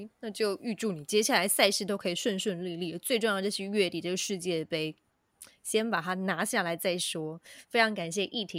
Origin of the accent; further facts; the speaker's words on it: Yilan County, Taiwan; 嗯，有点身为宜兰人骄傲，说他都在我们那个东山河训练啦，我我们我们这边出产的。